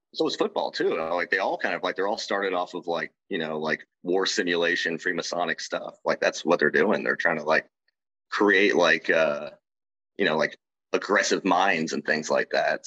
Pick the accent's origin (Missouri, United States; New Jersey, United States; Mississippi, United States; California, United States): Missouri, United States; Kansas City; I grew up in Kansas City